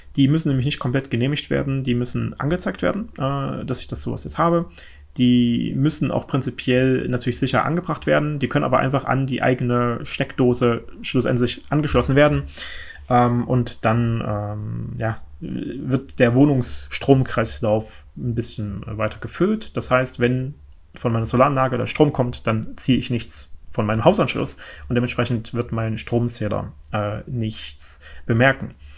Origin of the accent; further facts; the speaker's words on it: Thuringia, Germany; ich komme ja äh, aus Thüringen, und ich wohne jetzt mittlerweile ja in, in Ostthüringen